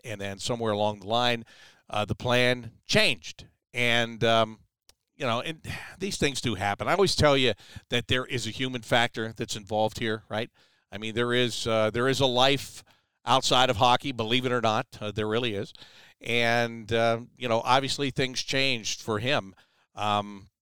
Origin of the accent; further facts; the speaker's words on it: Pittsburgh, Pennsylvania, United States; moved away as an adult; also born or lived in Syracuse; now in Columbus, United States; I was born in Pittsburgh. I grew up outside of Pittsburgh